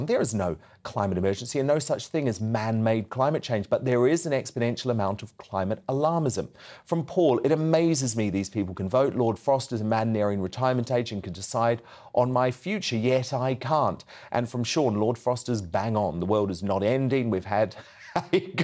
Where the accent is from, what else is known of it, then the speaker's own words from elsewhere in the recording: New Zealand; now in United Kingdom; I grew up in New Zealand